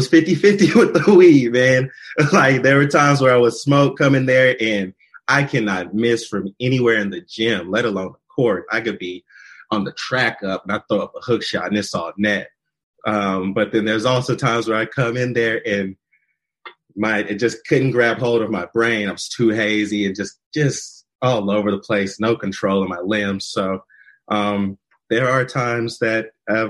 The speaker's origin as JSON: {"language": "English", "town": "Oklahoma City", "region": "Oklahoma", "country": "United States", "tie": "born or raised there", "also_born_or_lived": "Dallas, Texas / Salina, Kansas", "moved": "yes", "lives_now": "Seattle, United States", "said": "I'm born and raised in Oklahoma City."}